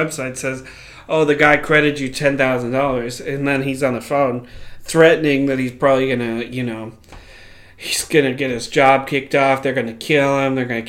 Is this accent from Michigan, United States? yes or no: no; Minneapolis, Minnesota, United States; we are from Minnesota.